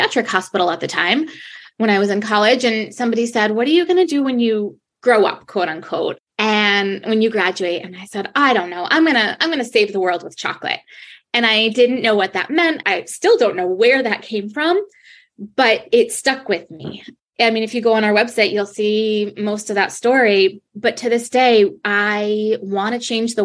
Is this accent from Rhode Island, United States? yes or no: yes; Rhode Island, United States; moved away as an adult; now in Rochester, United States; I'm from Rhode Island